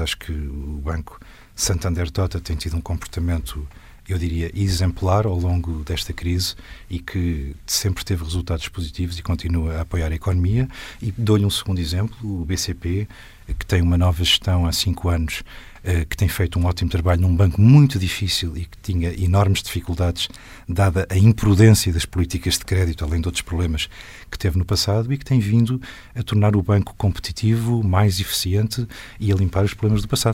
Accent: Portugal; como portuguesa

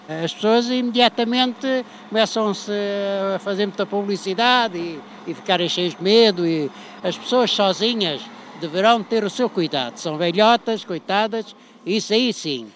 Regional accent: Angola; also born or lived in Mozambique; now in Lisbon, Portugal; Durante muitos anos eu vivi em, nasci em Angola, tive muitos anos em Moçambique, fiz lá a Força Aérea também

